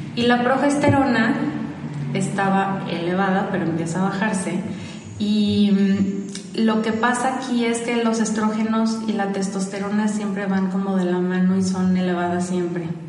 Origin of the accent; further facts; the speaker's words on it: Guadalajara, Jalisco, Mexico; Soy tapatía, nací aquí en Guadalajara.